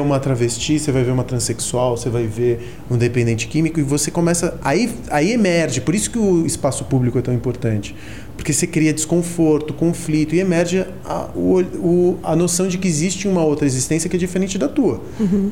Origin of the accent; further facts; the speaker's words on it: São Paulo, Brazil; Eu era um moleque que cresci na Augusta